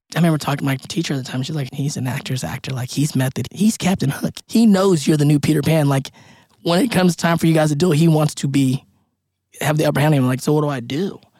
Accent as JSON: {"language": "English", "country": "Philippines", "said": "What do you need? I'm Filipino. We have it all in us."}